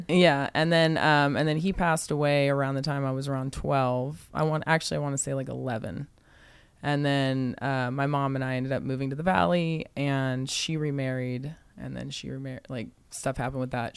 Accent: San Antonio, Texas, United States; I was born in Texas, uh, San Antonio, Texas, which I actually just got a house over there too.

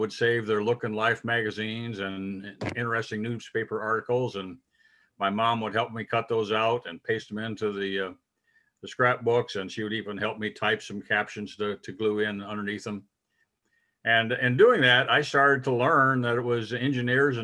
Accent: Crown Point, Indiana, United States; I grew up in Northwest Indiana, my hometown. I call Crown Point

